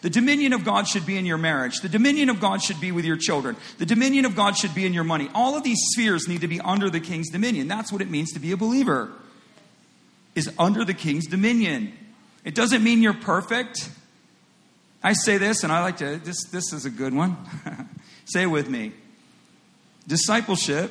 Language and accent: English; United States; In the United States, and I'm an American